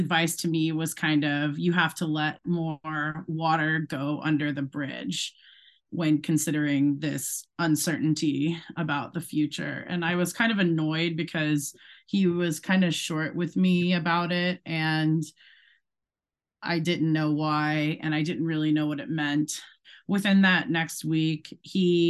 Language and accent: English; Charlotte, North Carolina, United States; also born or lived in Connecticut / Ohio / Brooklyn, New York; now in Ohio / Brooklyn, New York, United States; I was born in Connecticut, but when I was three, I moved to Charlotte, North Carolina